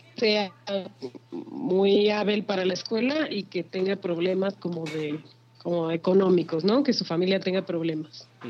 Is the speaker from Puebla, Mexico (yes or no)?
no; Sinaloa, Mexico; es muy de mi tierra sinaloense